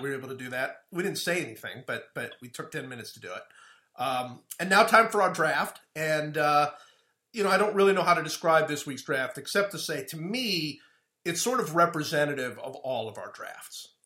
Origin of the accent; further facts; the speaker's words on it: Cleveland, Ohio, United States; I grew up in Cleveland